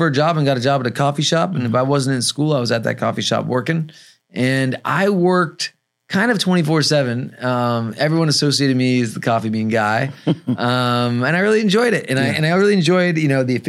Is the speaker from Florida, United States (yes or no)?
no; Los Angeles, California, United States; also born or lived in San Francisco; So I was born in San Francisco, but raised in Los Angeles.